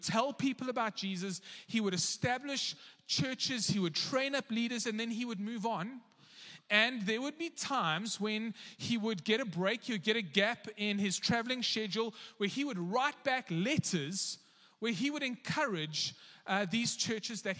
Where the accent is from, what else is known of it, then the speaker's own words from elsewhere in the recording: South Africa; as a South African